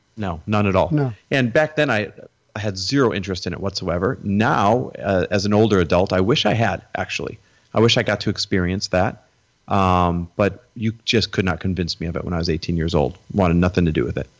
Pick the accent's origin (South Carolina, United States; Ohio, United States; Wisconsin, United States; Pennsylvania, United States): Wisconsin, United States; moved away as an adult; also born or lived in Door County, Wisconsin / Green Bay, Wisconsin / Milwaukee, Wisconsin / Minneapolis, Minnesota; now in California, United States; I was born in Wisconsin. Um, I kind of grew up and down, or grew up up and down the eastern side of Wisconsin.